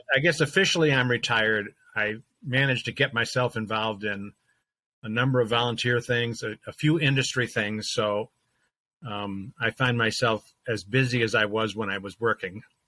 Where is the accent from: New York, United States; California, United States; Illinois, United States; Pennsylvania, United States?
Illinois, United States; Chicago; moved away as an adult; now in Milwaukee, United States; I grew up in the Chicago area